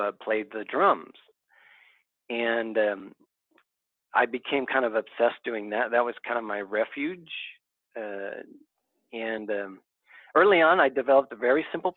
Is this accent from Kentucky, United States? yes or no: no; Southern California, United States; I grew up in Southern California.